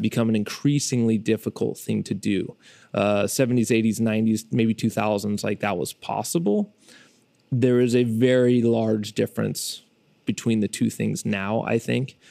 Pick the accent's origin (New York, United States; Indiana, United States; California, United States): California, United States; Fresno; I'm a filmmaker from Fresno, California